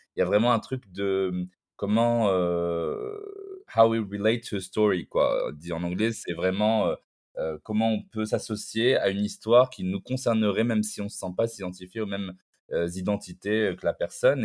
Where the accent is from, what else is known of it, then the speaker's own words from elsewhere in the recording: Morocco; Au Maroc, par exemple, là, là d'où je viens